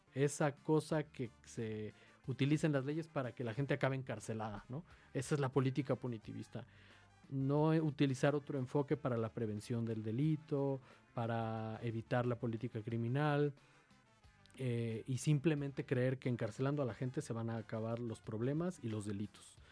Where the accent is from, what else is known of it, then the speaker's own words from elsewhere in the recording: Mexico City, Mexico; soy de aquí, de la Ciudad de México, soy originario de la alcaldía Gustavo Amadero